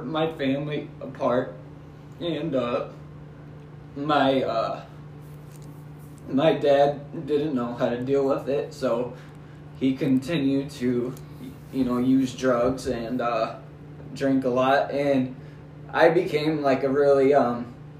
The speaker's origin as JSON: {"language": "English", "town": "Sacramento", "region": "California", "country": "United States", "tie": "born or raised there", "said": "I grew up in Sacramento, California"}